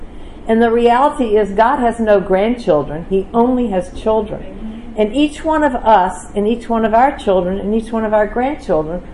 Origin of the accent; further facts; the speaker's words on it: the South, United States; Growing up in the South, you know, I grew up in a church